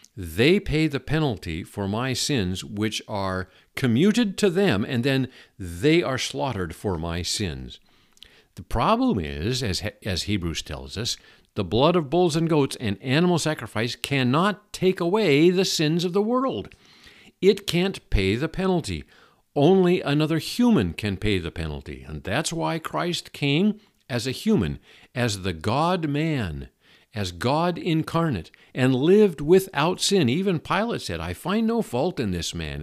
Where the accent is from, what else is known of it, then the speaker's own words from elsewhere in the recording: Seattle, Washington, United States; I grew up in Seattle. I grew up in a fascinating uh, community on the northwest uh, corner of Seattle called Ballard